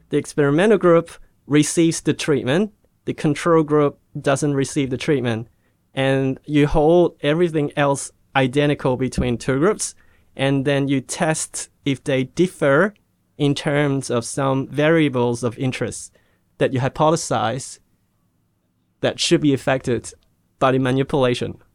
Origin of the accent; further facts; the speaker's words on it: Hong Kong; moved away; also born or lived in Australia; I was born in Hong Kong and, um, I went to Australia for study till I was seventeen